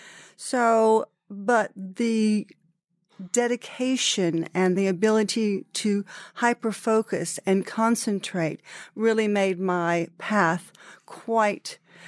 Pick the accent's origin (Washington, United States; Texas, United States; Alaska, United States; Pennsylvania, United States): Texas, United States; I came here originally from Texas as a ballet dancer to work for a company called Harkness Ballet